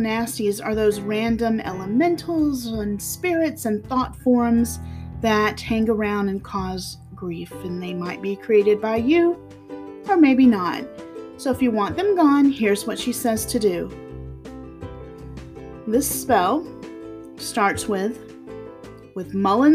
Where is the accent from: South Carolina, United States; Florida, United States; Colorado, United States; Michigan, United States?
South Carolina, United States; I'm from the South, South Carolina to be exact, zone 8B, I believe, and it rarely snows here